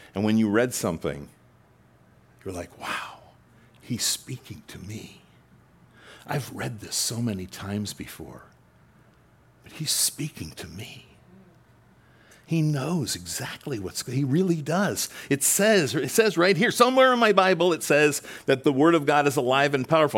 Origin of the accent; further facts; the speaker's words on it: Long Island, New York, United States; moved away; I spent some years growing up in Long Island, Long Island